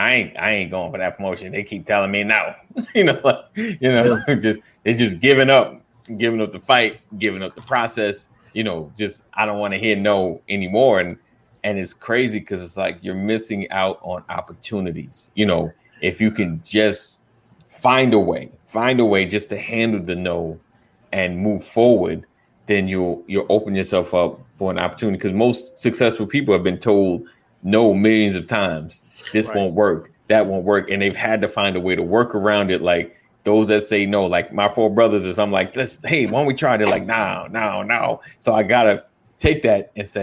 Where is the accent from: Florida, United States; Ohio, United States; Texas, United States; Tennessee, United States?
Florida, United States; I'm from Florida